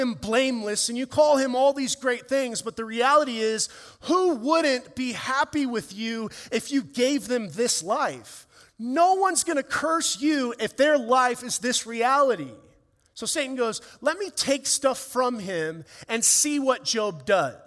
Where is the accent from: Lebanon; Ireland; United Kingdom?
Ireland; as an Irishman and a ginger